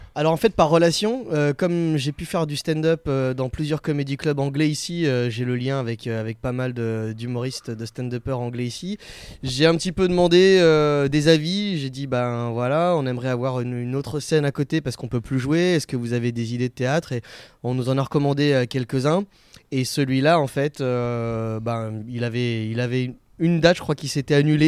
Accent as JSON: {"language": "French", "area": "Picardy", "region": "Hauts-de-France", "country": "France", "also_born_or_lived": "Florida, United States", "moved": "as an adult", "lives_now": "Barcelona, Spain", "said": "moi, je suis de Picardie à la base"}